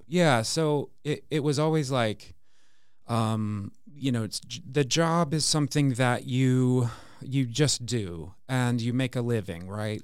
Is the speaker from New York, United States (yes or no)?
no; an hour outside Seattle, rural Washington State, United States; grew up in Washington State, in rural Washington State, uh, probably an hour outside of Seattle